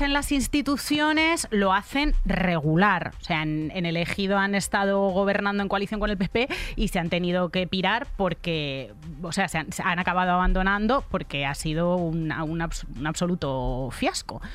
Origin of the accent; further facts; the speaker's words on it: Almería, Andalusia, Spain; yo soy andaluza por elección, o sea, yo eh, soy andaluza porque, porque, quiero, porque me gusta, porque he pasado mi infancia, la infancia más feliz que se puede pasar en Almería.